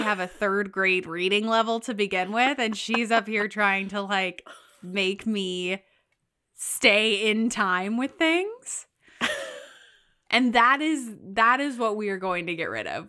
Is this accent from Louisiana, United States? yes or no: yes; Louisiana, United States; I was born in Louisiana